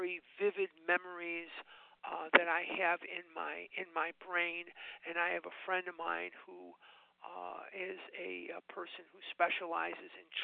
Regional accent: Chicago, Illinois, United States; now in Scottsdale, United States; I'm actually born and raised in Chicago

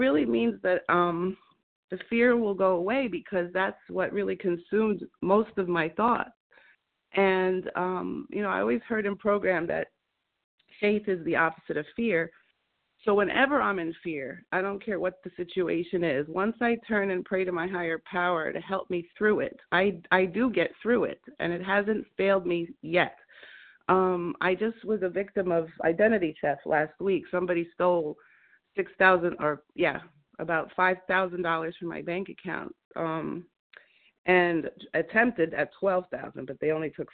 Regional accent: New Jersey, United States; to New Jersey, my hometown

